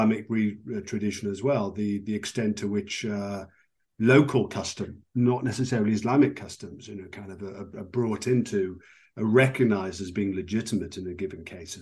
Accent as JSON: {"language": "English", "country": "United Kingdom", "said": "I'm from Britain"}